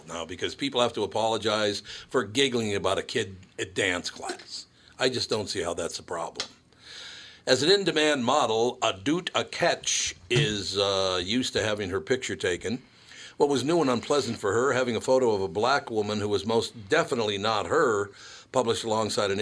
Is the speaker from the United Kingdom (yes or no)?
no; Minneapolis, Minnesota, United States; When I had just turned 5 years old, I was walking from Emerson School, which was across the street from our house. We lived at 1200 Spruce Place in Loring Park